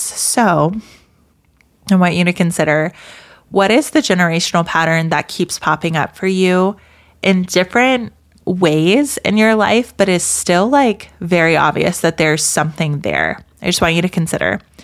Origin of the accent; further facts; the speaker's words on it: American South, United States; I grew up in the American South